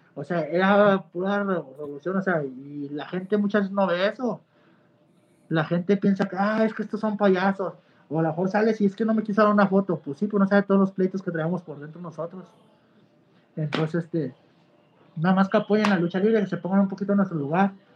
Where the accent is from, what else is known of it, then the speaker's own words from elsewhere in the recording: Mexico; soy mexicano